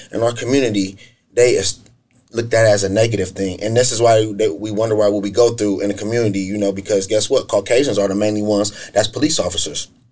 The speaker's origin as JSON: {"language": "English", "town": "Akron", "region": "Ohio", "country": "United States", "tie": "born or raised there", "said": "I'm from Akron east side of Akron specifically. I grew up in the inner city in the Joy Park area and also in the Goodyear Heights area"}